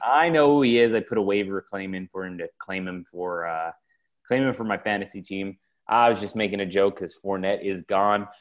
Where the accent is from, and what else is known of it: San Diego, California, United States; born or raised there